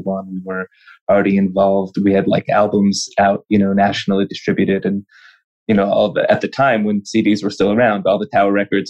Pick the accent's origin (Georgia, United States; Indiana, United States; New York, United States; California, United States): California, United States; Los Angeles; I'm from LA, born and raised in Los Angeles, California